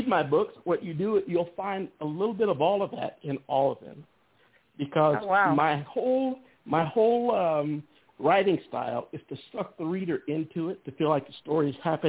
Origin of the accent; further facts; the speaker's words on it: Germany; born there; Well, I was born in Germany. My dad was a military man.